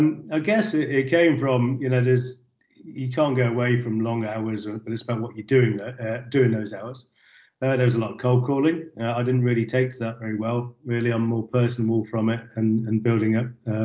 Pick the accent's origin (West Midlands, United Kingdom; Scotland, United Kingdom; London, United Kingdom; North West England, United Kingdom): West Midlands, United Kingdom; Warwickshire; moved away as an adult; I come from Warwickshire in the countryside